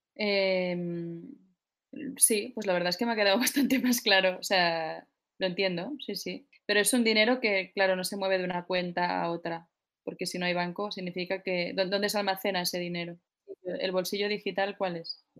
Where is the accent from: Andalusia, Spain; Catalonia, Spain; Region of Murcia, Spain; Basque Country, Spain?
Catalonia, Spain; Barcelona; soy de Barcelona, tengo 33 años